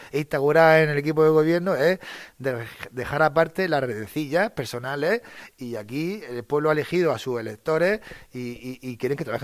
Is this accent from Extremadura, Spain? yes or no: no; Ricote, Region of Murcia, Spain; tener un trabajo y quedarme vivir en Ricote.